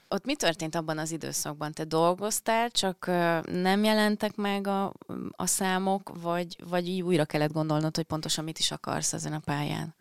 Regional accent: Penyige, Szabolcs-Szatmár-Bereg, Hungary; now in Budapest, Hungary

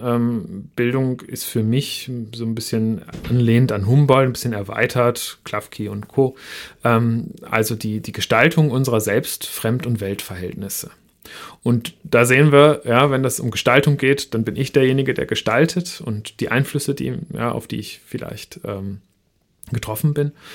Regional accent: Northern Germany, Germany; Ich komme ähm, aus Norddeutschland und da ist Schweigen Einverständnis

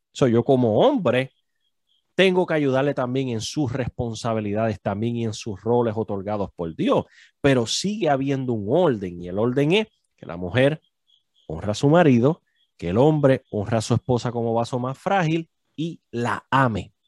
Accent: Puerto Rico; now in New York, United States; nosotros como puertorriqueños

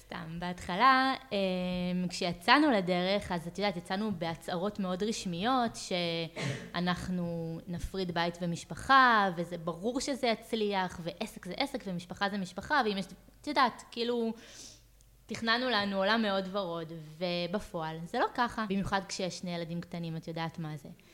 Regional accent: Ahituv, Central District, Israel; moved away as an adult; now in Pardes Hanna, Israel; במקור אני מעמק חפר, ממושב אחיטוב. אמ, ילדות אה, מושבניקית לכל דבר

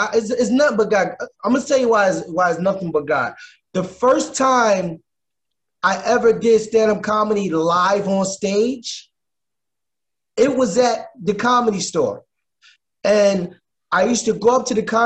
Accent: Philadelphia, Pennsylvania, United States; moved away as an adult; now in Los Angeles, United States; Originally, I'm from Philadelphia, born and raised

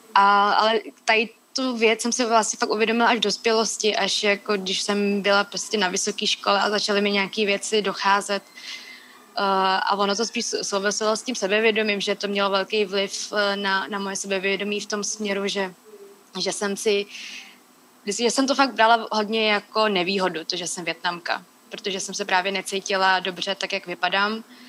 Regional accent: Czechia; když jsem se tady narodila

